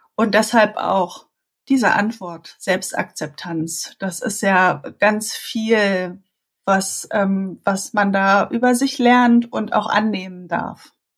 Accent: Berlin, Germany; accent: Berlin; Ich äh, bin Berlinerin, ähm, hört man wahrscheinlich auch so ein bisschen durch, immer mal wieder. Also äh, ich bin hier geboren und aufgewachsen

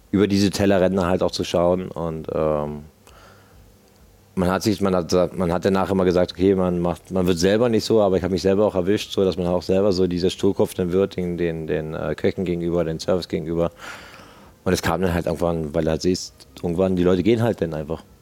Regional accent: Berlin, Germany; ich als Berliner sage natürlich, muss halt ein Zwiebelrostbraten natürlich für die Schwaben drauf sein

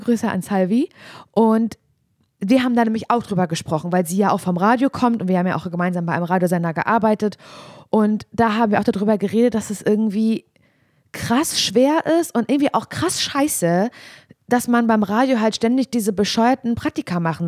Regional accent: Parchim, Mecklenburg-Vorpommern, Germany; moved away as an adult; ich komme ja aus Parchim

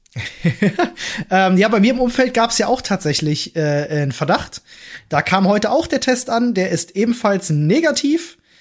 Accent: Berlin, Germany; als Berliner Kind

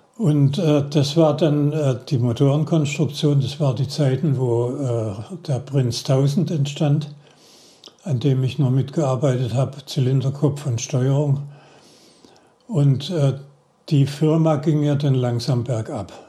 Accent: Heilbronn district, Baden-Württemberg, Germany; also born or lived in Stuttgart / Koblenz; Ich bin in Stuttgart geboren, im Kreis Heilbronn aufgewachsen war in Heilbronn auf dem Gymnasium

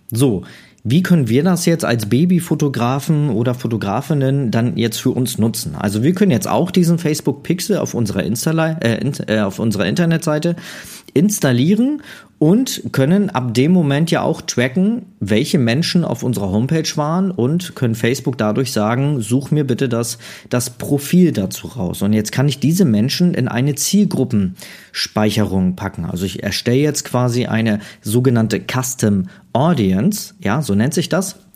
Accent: Neumünster, Schleswig-Holstein, Germany; Also bei mir in Schleswig-Holstein, ich komme ja aus Neumünster

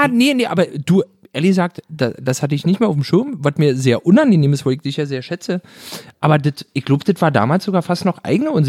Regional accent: East Germany, Germany; weil bei uns im Osten war wirklich so, die haben Gesichtslappen und einen Polappen

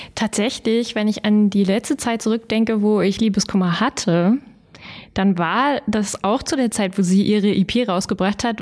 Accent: Kirschau, Saxony, Germany; also born or lived in Görlitz; Aus Kirschau

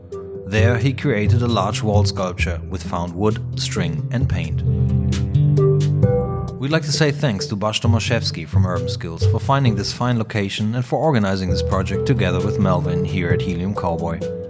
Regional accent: Hamburg, Germany; we're from Hamburg up north

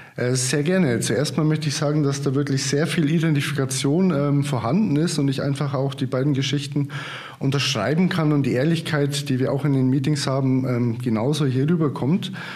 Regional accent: Marktredwitz, Bavaria, Germany; also born or lived in Würzburg; now in Potsdam, Germany; bin aber auch gebürtiger Oberfranke, also 30 Kilometer südlich von Hof ähm, mhm. aus Marktredwitz. Geboren und aufgewachsen

